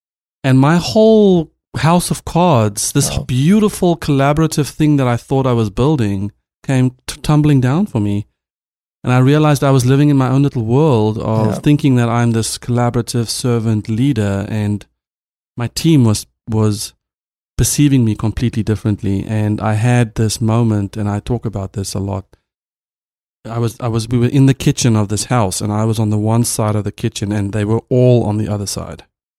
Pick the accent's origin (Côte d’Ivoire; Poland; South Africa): South Africa; As a South African CTO, I had a team of mostly Americans, and we were a young startup.